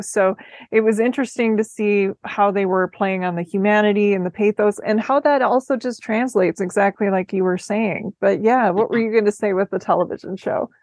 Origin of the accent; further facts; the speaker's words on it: Minneapolis, Minnesota, United States; also born or lived in Chicago; I grew up mostly in the Minneapolis area